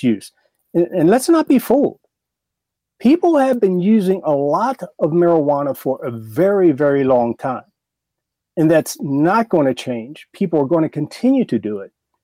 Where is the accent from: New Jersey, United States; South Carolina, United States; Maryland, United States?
Maryland, United States; Baltimore; I grew up in Baltimore. I'm from Baltimore.